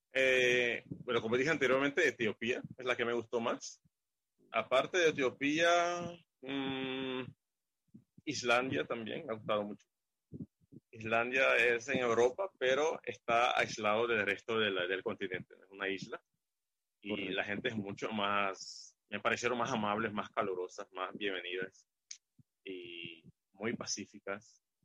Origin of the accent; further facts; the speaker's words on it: Curaçao; soy de Curazao